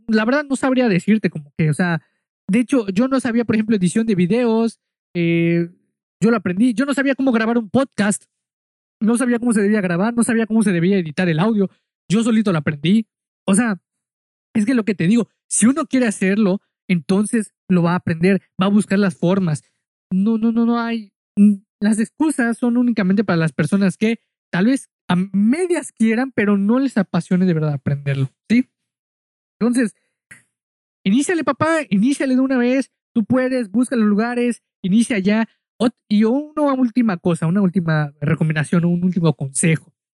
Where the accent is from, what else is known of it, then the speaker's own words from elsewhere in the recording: Mexico; yo soy mexicano